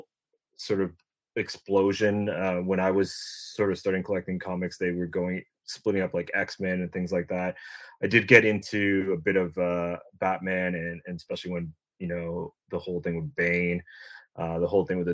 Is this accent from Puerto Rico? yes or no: no; Uxbridge, Ontario, Canada; I'm from a small little town called Uxbridge, Ontario. It's about 90 minutes northeast of Toronto.